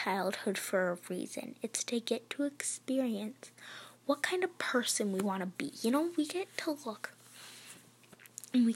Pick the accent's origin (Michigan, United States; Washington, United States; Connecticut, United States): Michigan, United States; I am from Michigan